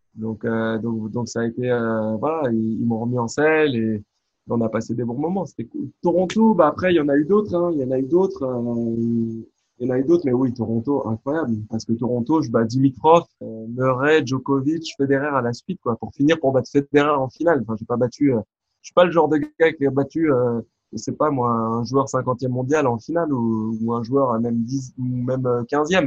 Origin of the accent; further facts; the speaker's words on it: France; un garçon comme moi, bah, né en France, français de culture française